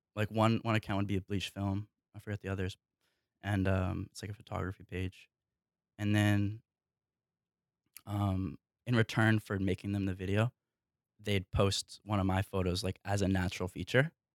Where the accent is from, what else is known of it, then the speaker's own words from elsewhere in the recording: New Hampshire, United States; I grew up, I grew up in New Hampshire